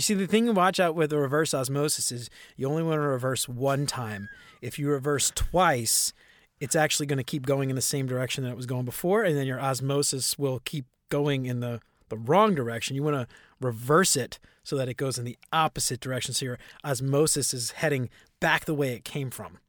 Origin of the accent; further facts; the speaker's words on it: New Orleans, Louisiana, United States; growing up in New Orleans